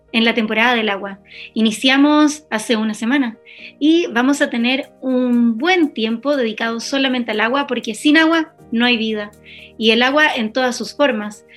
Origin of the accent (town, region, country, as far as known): Chile